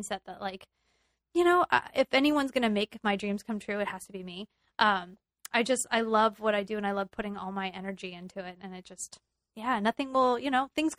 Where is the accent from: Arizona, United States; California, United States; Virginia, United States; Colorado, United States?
California, United States; Los Angeles; I grew up in Sherman Oaks, California